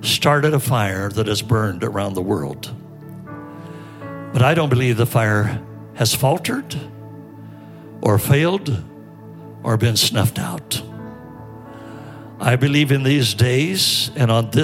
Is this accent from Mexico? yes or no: no; Fresno, California, United States; we all grew up in Fresno, California.